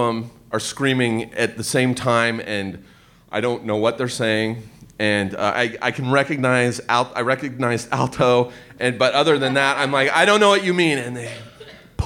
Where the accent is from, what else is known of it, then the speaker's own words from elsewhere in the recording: Southern California, United States; I grew up in Southern California